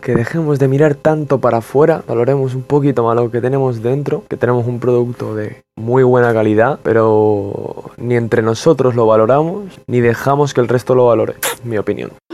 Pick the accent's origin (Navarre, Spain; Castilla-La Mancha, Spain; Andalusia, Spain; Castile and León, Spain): Andalusia, Spain; Marbella; tengo 21 años y vengo de Marbella